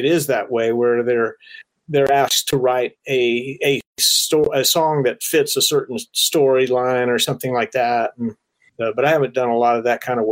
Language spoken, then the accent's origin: English; Florida, United States; I grew up in Florida, like I say, and it rains all the time down there